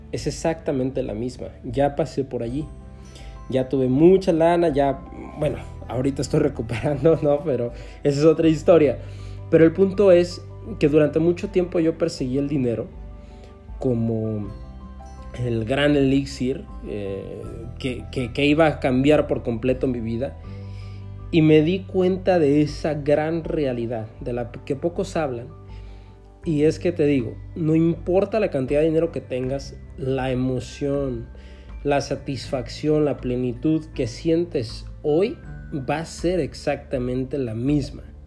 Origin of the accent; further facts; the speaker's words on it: Mexico; el país en el que vivo, en el que nací, en México